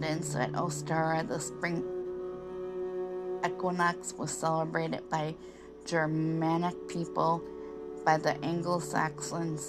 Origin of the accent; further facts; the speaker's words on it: Michigan, United States; I grew up in Michigan